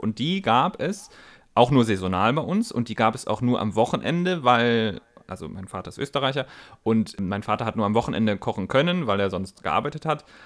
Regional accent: Northern Germany, Germany; also born or lived in Bavarian Swabia; now in Baden-Württemberg, Germany; ich als Norddeutscher

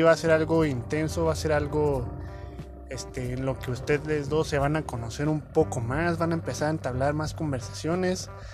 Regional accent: Mexico; como mexicanos

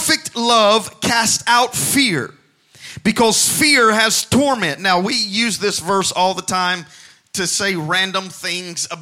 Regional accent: Alabama, United States; I grew up in Alabama

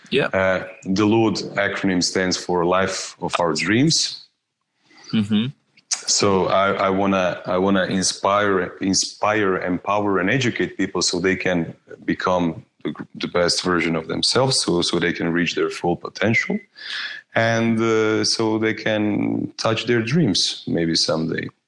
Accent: Osijek, Osijek-Baranja County, Croatia; moved away as an adult; now in Zagreb, Croatia; I was born in in Osijek, uh, in Croatia, and uh, I moved two years ago. I moved to Zagreb, to the capital.

